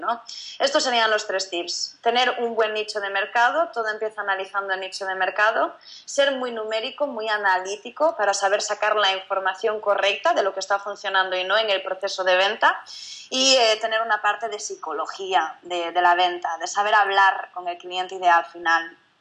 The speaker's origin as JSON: {"language": "Spanish", "region": "Galicia", "country": "Spain", "moved": "as an adult", "lives_now": "Barcelona, Spain", "said": "yo soy gallega, yo no soy de, Barcelona, que es donde estamos el equipo principal de Rebeldes. Yo estaba en Galicia, hice mis estudios"}